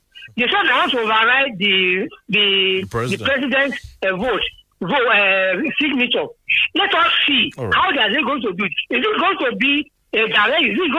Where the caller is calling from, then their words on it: Isalaki, Ogun State, Nigeria; Yeah, hello, good morning. … from Isalaki.